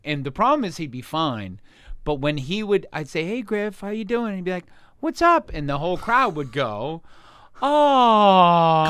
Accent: Boston, Massachusetts, United States; moved away; I grew up right in Boston in a town called Jamaica Plain

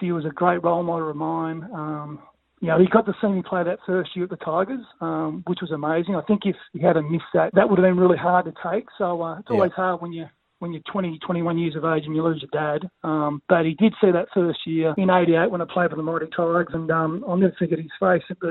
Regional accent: Dandenong, Victoria, Australia; I was born in Dandenong, and then we moved to North Dandenong when I was about 11

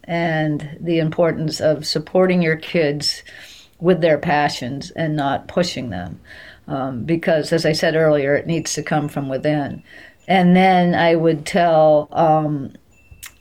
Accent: Maine, United States; my hometown

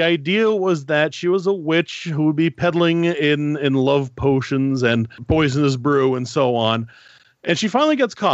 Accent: Northern Ontario, Canada; accent: Northern Ontario; now in Quebec City, Canada; I'm originally from Northern Ontario, and I'm French-Canadian, despite the goofy Northern Ontario accent

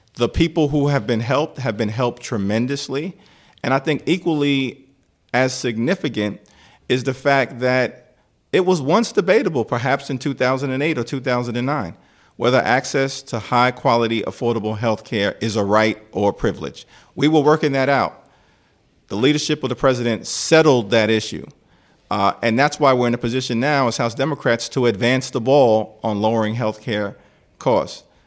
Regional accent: New York City, New York, United States; I grew up, uh, in the Crown Heights neighborhood along with my younger brother

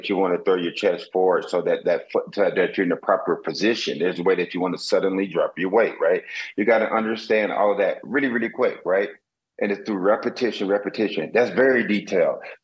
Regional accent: South Florida, United States; also born or lived in Wisconsin; I grew up here in South Florida

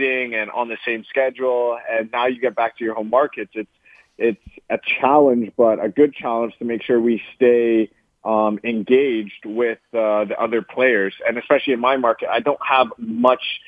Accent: Canada; moved away as an adult; now in Los Angeles, United States

